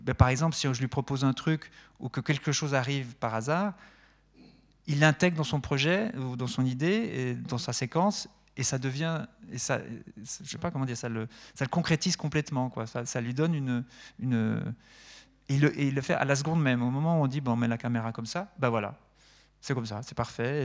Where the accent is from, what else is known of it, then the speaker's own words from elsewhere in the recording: Neuchâtel, Switzerland; also born or lived in Lausanne / La Chaux-de-Fonds; je viens de Neuchâtel